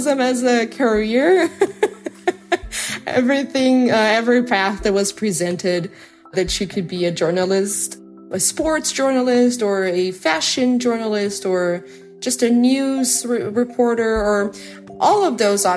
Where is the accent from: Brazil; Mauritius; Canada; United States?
Brazil; I'm from Brazil